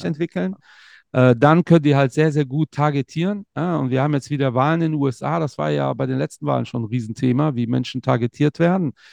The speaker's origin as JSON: {"language": "German", "town": "Cologne", "region": "North Rhine-Westphalia", "country": "Germany", "also_born_or_lived": "Portugal", "said": "ich identifiziere mich ja zu 100 Prozent als Kölner"}